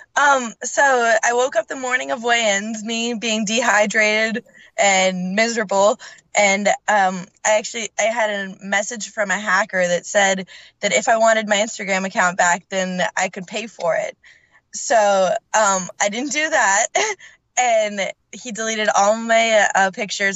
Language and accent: English; Canada; moved away; also born or lived in Scotland; I'm originally from Canada, and then both my parents are from Scotland